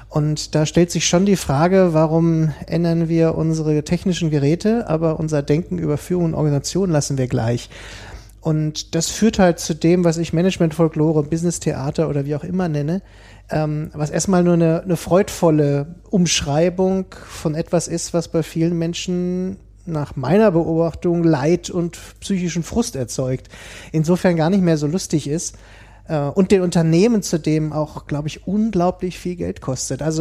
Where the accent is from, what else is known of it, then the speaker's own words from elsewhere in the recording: Hanover, Lower Saxony, Germany; Also ähm, studiert und aufgewachsen in Hannover.